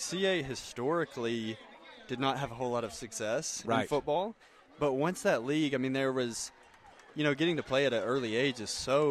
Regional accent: Columbia, Tennessee, United States; We've been playing on this football field since I was in second

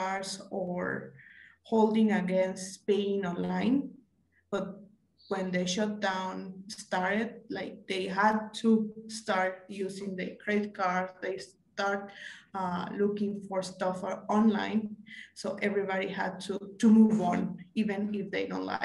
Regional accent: Guadalajara, Jalisco, Mexico; I'm from Guadalajara, Mexico

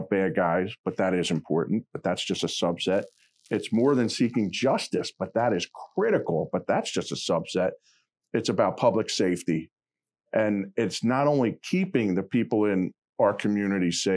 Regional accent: Bucks County, Pennsylvania, United States; I grew up here in Bucks County

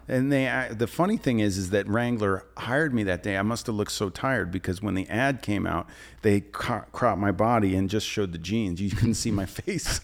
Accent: New Jersey, United States; now in New York City, United States; I grew up sailing on the Jersey Shore and it was a summer house. Like, we would stay there in the summer, in the winter, we'd go to North Jersey

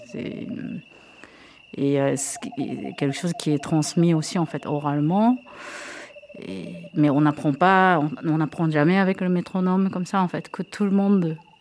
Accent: Japan; moved away as an adult; now in France; J'ai grandi complètement au Japon. je suis pure, pure japonaise

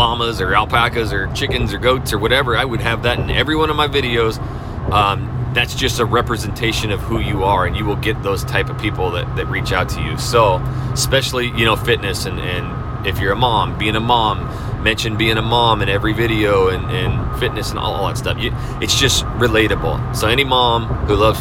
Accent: North Idaho, United States; now in Texas, United States; I am from North Idaho. I am used to 6 months of snow, brutal cold

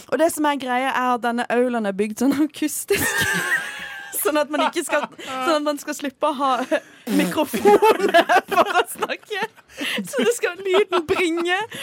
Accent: Farsund, Agder, Norway; moved away; Når jeg bodde hjemme i Farsund og jobba

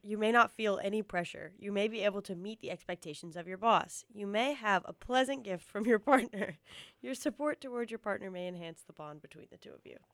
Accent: East Coast, United States; moved away; growing up on the East Coast, I feel like a lot of our slang was New York slang

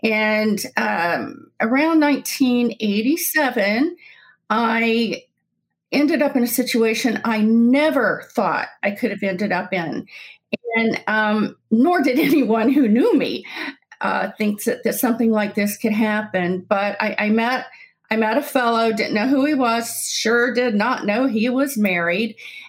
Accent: Deep South, United States; also born or lived in South Carolina; I was brought up in the Deep South, kind of a little all over everywhere, but settled in South Carolina.

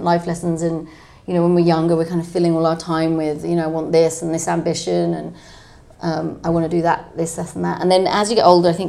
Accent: London, United Kingdom; So I'm from Camden.

